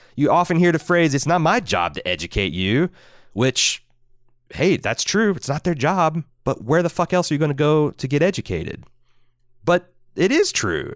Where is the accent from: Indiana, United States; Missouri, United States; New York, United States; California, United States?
Indiana, United States; I'm from Indiana. I'm not from the cool cosmopolitan places in Indiana, like Indianapolis or Bloomington